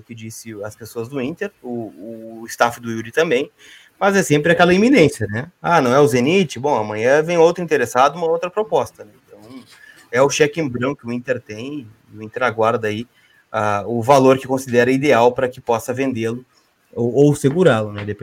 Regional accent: Canoas, Rio Grande do Sul, Brazil; Eu sou de Canoas. Eu sou de Canoas.

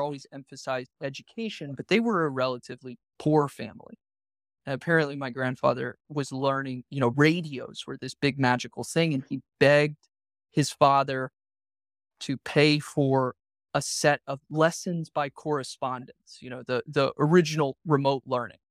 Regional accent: Savannah, Georgia, United States; Growing up in Savannah, it's a small town

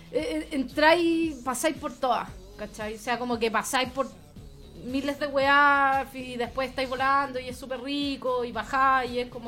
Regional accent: Venezuela; Hola, soy … venezolana

